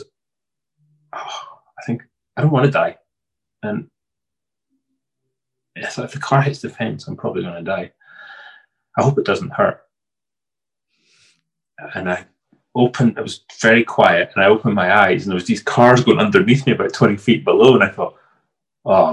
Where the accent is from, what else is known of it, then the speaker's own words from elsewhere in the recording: Scotland, United Kingdom; I'm Scottish